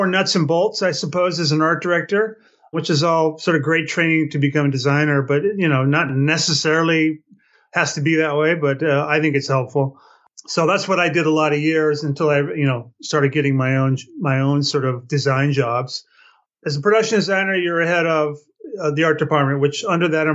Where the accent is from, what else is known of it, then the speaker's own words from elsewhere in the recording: Palm Springs, California, United States; moved away as an adult; also born or lived in Los Angeles; I grew up in the Palm Springs area. And upon leaving here about age 19, I moved to L.A.